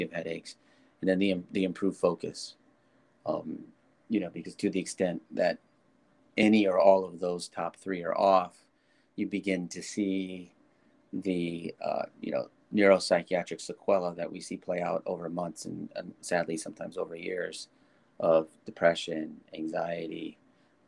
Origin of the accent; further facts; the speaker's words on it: Nebraska, United States; I was born in Nebraska, football country.